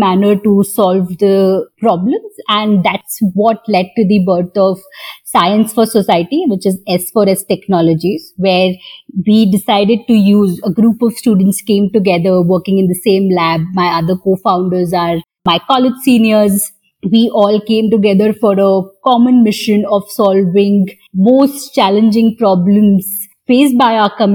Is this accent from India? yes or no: yes; Mumbai, Maharashtra, India; I grew up in Bhabha Atomic Research Center